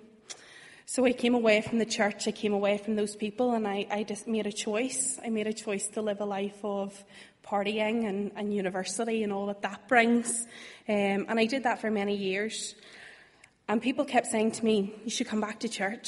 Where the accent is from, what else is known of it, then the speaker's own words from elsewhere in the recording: Bangor, Northern Ireland, United Kingdom; moved away as an adult; now in Belfast, United Kingdom; I'm originally from Bangor.